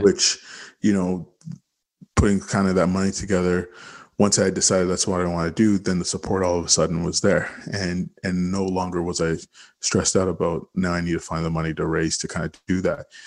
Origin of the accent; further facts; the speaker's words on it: Toronto, Ontario, Canada; I grew up in Regent Park